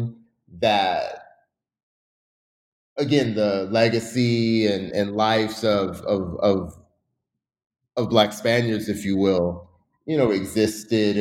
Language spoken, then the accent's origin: English; Seattle, Washington, United States; moved away as an adult; also born or lived in Pennsylvania / New York; I'm originally from Seattle, Washington. After high school in Seattle